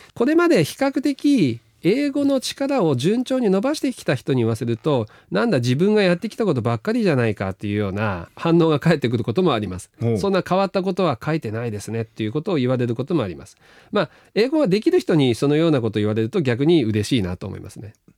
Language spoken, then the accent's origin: Japanese; Sakata, Yamagata, Japan; moved away as an adult; also born or lived in Tokyo / United States; ど田舎の出身